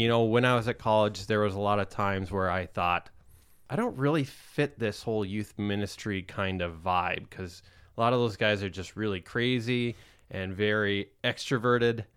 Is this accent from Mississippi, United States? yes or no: no; Rapid City, South Dakota, United States; moved away; I am originally from the Black Hills of South Dakota. Rapid City is where I grew up